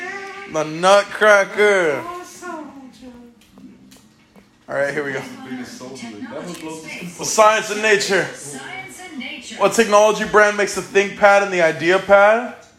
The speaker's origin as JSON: {"language": "English", "country": "United States", "said": "I'm American."}